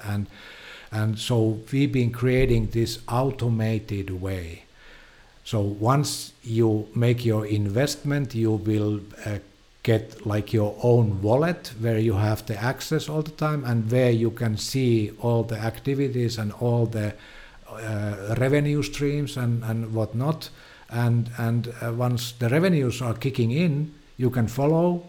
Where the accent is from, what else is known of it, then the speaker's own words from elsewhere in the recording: Finland; I'm from Finland.